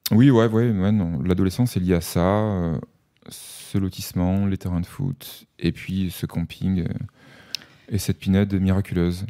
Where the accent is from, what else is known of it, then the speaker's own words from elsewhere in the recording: Avignon, Provence-Alpes-Côte d'Azur, France; je suis né à Avignon, j'ai passé les deux premières années de ma vie, je ne m'en souviens pas, mais je le sais, on me l'a raconté, dans un HLM du centre-ville. Et ensuite mes parents ont acheté une maison dans un lotissement en banlieue avignonnaise